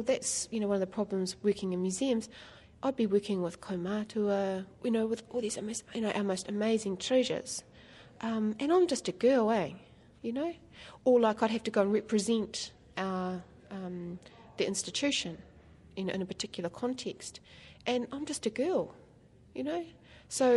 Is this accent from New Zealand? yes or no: yes; Waitara, Taranaki, New Zealand; moved away as an adult; also born or lived in New Plymouth / Auckland / Christchurch; I was born and raised and educated in Waitara